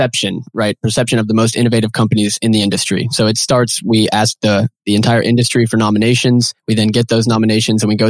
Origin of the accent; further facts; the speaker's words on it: Nashville, Tennessee, United States; moved away as an adult; now in Chattanooga, United States; I was born and raised in Nashville, Tennessee, but moved down here for school.